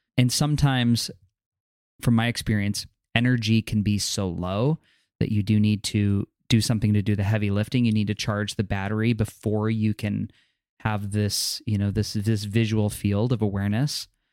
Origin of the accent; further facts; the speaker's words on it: New York, United States; growing up in New York or walking around New York City